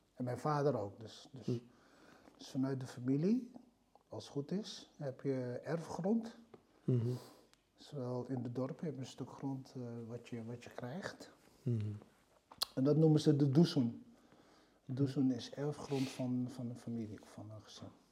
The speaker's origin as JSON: {"language": "Dutch", "town": "Lunteren", "region": "Gelderland", "country": "Netherlands", "tie": "born or raised there", "also_born_or_lived": "Kamp de Biezen", "said": "ik ben geboren in Kamp de Biezen, tussen Barneveld eh, en Lunteren. En ik ben in Lunteren opgegroeid"}